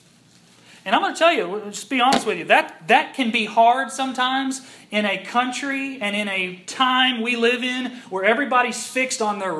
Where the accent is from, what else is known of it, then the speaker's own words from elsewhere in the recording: United States; as an American and a Christian